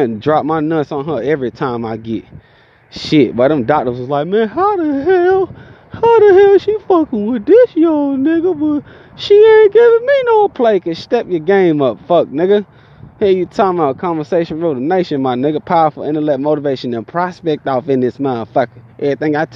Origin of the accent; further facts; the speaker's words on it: Georgia, United States; accent: country; I'm from Georgia